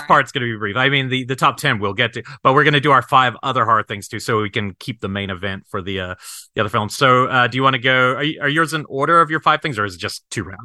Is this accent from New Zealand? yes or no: yes; New Zealand; moved away; growing up in New Zealand